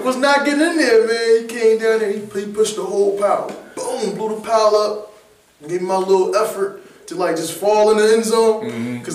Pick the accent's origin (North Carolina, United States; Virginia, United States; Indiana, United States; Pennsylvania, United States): Pennsylvania, United States; Philadelphia; Alright, I'm from Philly, born and raised uptown.